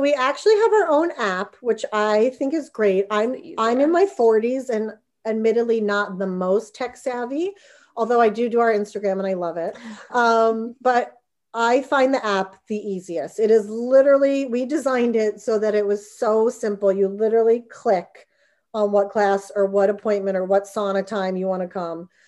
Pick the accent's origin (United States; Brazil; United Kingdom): United States; New Jersey; moved away; I'm from New Jersey